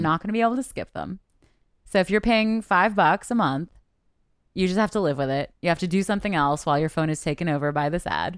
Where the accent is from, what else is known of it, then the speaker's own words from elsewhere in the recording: Canada; I'm Canadian